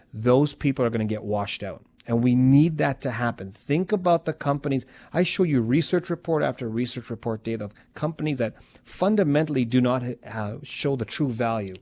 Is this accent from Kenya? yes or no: no; Calgary, Alberta, Canada; I said, "Calgary."